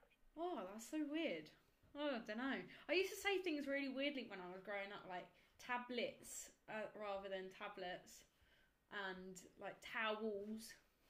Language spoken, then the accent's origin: English; Kent, South East England, United Kingdom; I'm from Kent.